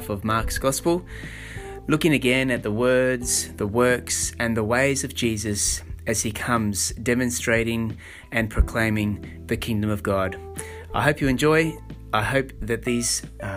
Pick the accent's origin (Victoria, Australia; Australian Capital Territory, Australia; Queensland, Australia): Queensland, Australia; Sunshine Coast; I'm from the Sunshine Coast, Australia